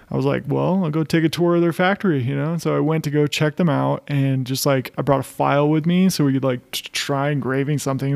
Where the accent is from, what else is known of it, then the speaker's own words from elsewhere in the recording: United States; moved away as an adult; also born or lived in Colorado Springs, Colorado; now in Boulder, United States; I grew up in Tahoe, and it's a pretty small. It was a pretty small town